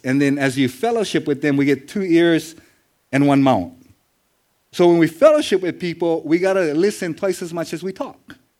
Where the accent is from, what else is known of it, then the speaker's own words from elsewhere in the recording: Nanakuli, Hawaii, United States; I'm from Nanakuli